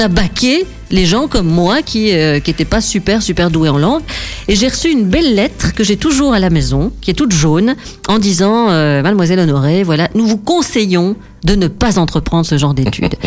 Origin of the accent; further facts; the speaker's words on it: Cuesmes, Wallonia, Belgium; je suis de Quem